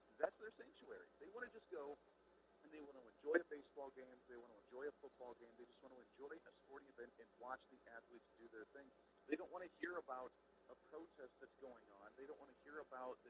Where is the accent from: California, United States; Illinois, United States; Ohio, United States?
Ohio, United States; growing up in Ohio, I was a Cleveland Indians fan